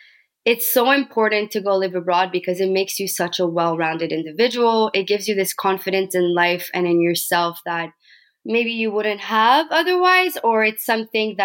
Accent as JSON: {"language": "English", "town": "Montreal", "region": "Quebec", "country": "Canada", "tie": "born or raised there", "also_born_or_lived": "Brazil / France / Australia", "said": "I am from Montreal, Quebec, and I lived abroad for about 5 years in Brazil, in France, and in Australia."}